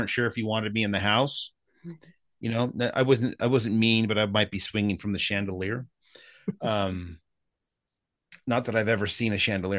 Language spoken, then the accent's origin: English; San Jose, California, United States; born there; Yeah, I was born in Northern California in San Jose, which is was when I was a kid, it was cherry orchards. Now it's the Silicon Valley.